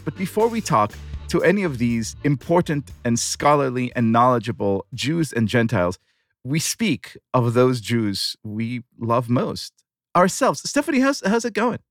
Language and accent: English; Tel Aviv, Tel Aviv District, Israel; born or raised there